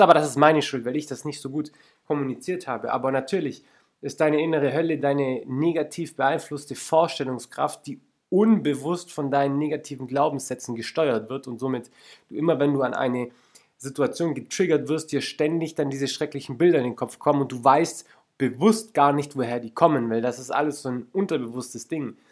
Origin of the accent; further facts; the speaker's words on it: Lake Constance, Baden-Württemberg, Germany; Ich bin zum Beispiel am Bodensee aufgewachsen